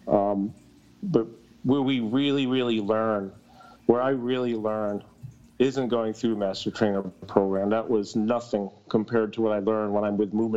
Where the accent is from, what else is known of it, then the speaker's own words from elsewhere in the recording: Syracuse, New York, United States; also born or lived in Ithaca, New York; I was born in Ithaca, New York, but pretty much since the age of three, I've been in the Syracuse, New York area